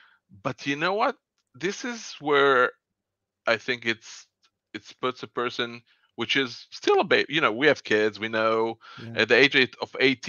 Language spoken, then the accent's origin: English; Israel; So I was born and raised in Israel. I'm 48 years old and I was born here. I live here all my life. And I love Israel.